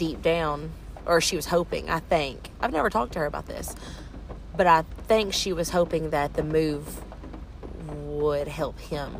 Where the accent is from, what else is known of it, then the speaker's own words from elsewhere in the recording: Chattanooga, Tennessee, United States; We're all from Chattanooga originally.